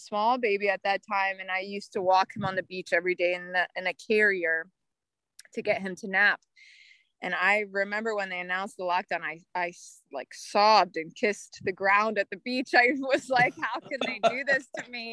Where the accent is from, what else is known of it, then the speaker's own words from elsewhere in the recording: Washington, D.C. area, District of Columbia, United States; moved away as an adult; also born or lived in North Carolina; was born and raised in Washington, D.C. area, the suburbs of Washington, D.C.